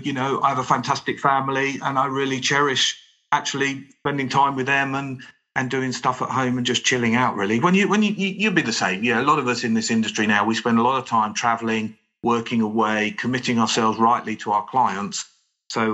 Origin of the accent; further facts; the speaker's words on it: United Kingdom; being British